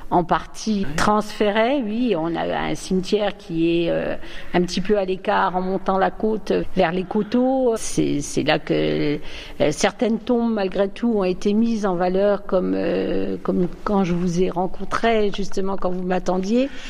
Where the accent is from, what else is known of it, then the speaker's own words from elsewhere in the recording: Reims, Grand Est, France; moved away as an adult; now in Le Mesnil-sur-Oger, France; Je suis originaire de Reims. Je me suis mariée en 76, donc je suis arrivée au ménil sur oger à partir de ce moment-là.